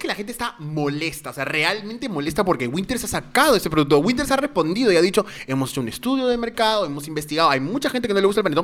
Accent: Peru; Tantos amigos que son parte de la comunidad afroperuana en nuestro país

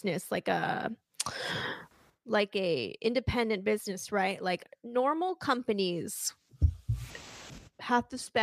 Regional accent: Canada; I'm Canadian

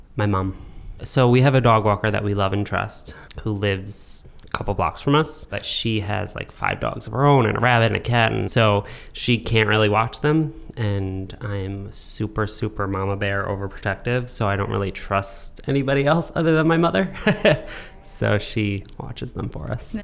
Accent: New York, United States; growing up in New York

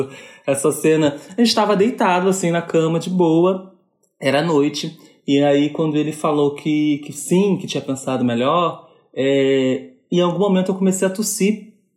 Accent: Rio de Janeiro, Brazil; sou carioca

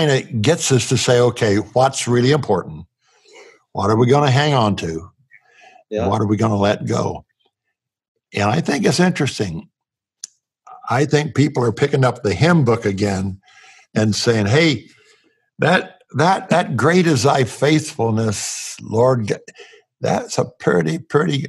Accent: Indiana, United States; growing up in a cornfield in Indiana

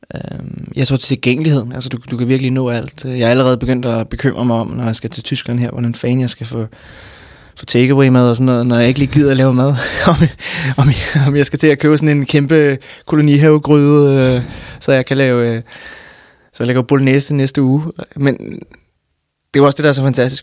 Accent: Frederiksberg, Capital Region of Denmark, Denmark; jeg er vokset op... Øh, jeg går nok fra Frederiksberg, men... men øh, så kan man så diskutere, hvad, hvad Frederiksberg er, men, men, men jeg ser mig, hvis jeg, nogen spørger mig, så ser jeg hellere Københavner

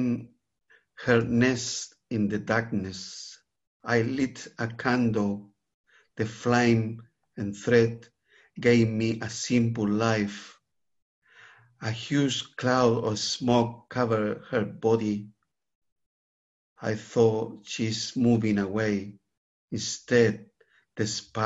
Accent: Santiago, Santiago Metropolitan Region, Chile; moved away; I grew up in Santiago, the capital of Chile.

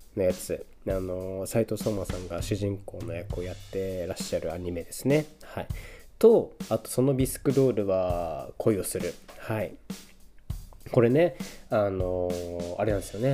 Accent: Niigata, Japan; moved away; 僕の地元である新潟県

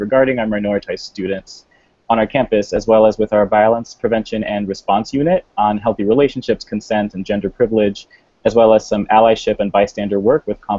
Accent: Mayagüez, Puerto Rico; also born or lived in Miami, Florida / Orlando, Florida / Bay Area, California / Southern California; now in Massachusetts, United States; I grew up in Mayagüez, Puerto Rico. I went to school in Miami and Orlando, Florida, and I've lived between the Bay Area and Southern California for 5 years before relocating here.

